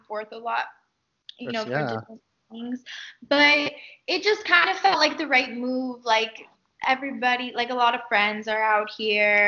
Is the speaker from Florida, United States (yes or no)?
yes; Miami, Florida, United States; growing up in Miami